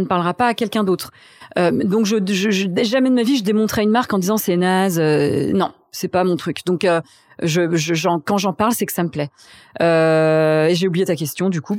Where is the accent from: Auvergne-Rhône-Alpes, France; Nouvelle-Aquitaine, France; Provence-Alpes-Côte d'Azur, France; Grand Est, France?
Grand Est, France; Reims; moved away as an adult; also born or lived in Strasbourg / Paris; donc j'ai grandi à Reims. Euh, on, habitait dans un petit village euh, dans la montagne de Reims qui s'appelait Chigny-les-Roses